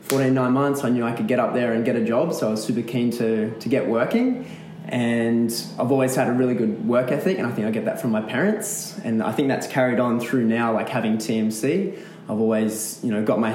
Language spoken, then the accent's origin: English; Charlestown, New South Wales, Australia; I grew up in Charlestown and always very active